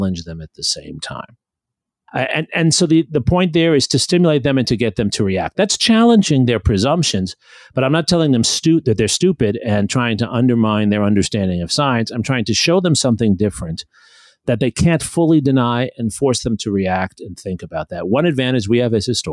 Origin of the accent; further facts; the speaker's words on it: New York City, New York, United States; I'm the child of immigrants to the United States. I grew up in New York City